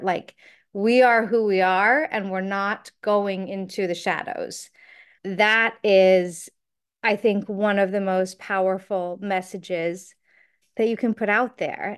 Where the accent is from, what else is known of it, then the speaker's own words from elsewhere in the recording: United States; as an American